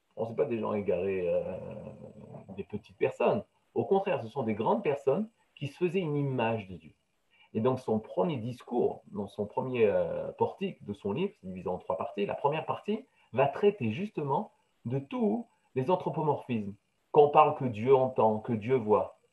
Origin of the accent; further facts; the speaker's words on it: France; j'ai grandi en France, dans la chrétienté